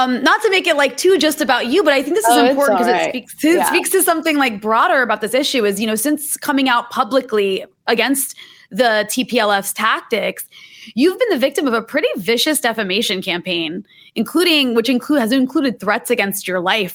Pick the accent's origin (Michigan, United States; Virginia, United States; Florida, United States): Virginia, United States; I'm from Virginia.